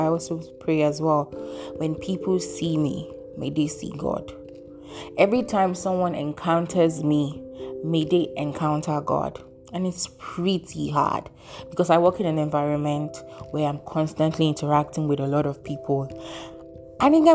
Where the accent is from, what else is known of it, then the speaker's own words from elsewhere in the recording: Nigeria; my home country, Nigeria